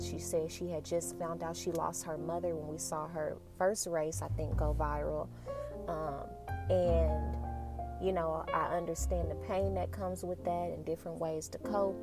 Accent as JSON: {"language": "English", "town": "Dallas", "region": "Texas", "country": "United States", "also_born_or_lived": "Denton, Texas", "said": "I'm from Dallas"}